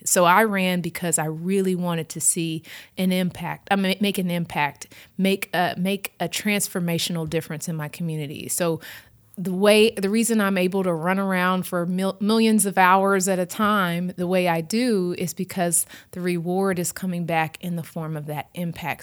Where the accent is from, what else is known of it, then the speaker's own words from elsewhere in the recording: Houston, Texas, United States; also born or lived in New Orleans; I grew up in Houston, had family from Louisiana